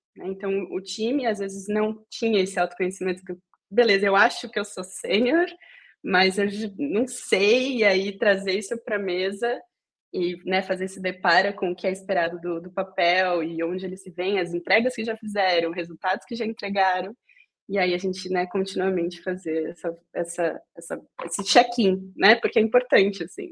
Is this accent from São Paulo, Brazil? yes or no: yes; São Paulo, Brazil; moved away as an adult; now in Berlin, Germany; nascida e criada em São Paulo, é, na região ali de Jabaquara e arredores